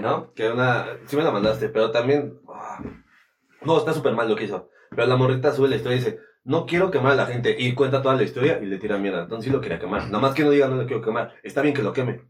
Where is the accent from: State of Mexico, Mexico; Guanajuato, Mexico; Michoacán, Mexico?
State of Mexico, Mexico; Toluca; aquí en Toluca, sí somos de Toluca